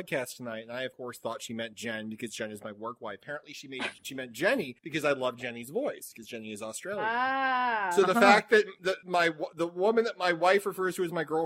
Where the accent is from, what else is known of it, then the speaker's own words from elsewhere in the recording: New England, United States; I'm from New England.